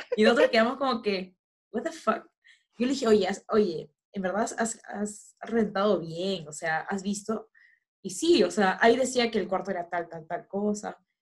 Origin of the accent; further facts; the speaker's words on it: Peru; uno como peruano